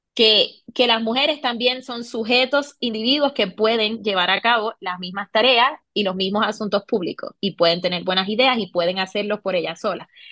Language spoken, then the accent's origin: Spanish; Puerto Rico; moved away as an adult; now in Bogotá, Colombia; soy de Puerto Rico, de la isla, del encanto